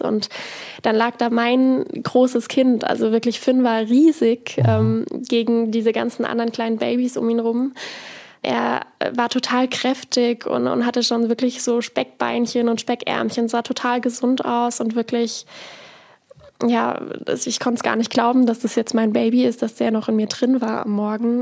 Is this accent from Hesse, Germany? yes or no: no; near Freiburg, Baden-Württemberg, Germany; moved away as an adult; also born or lived in Bavaria; Ich bin eben in Sechsau aufgewachsen, in einem Dorf, bin dann, um meine Ausbildung zu machen, eben nach Bayern gezogen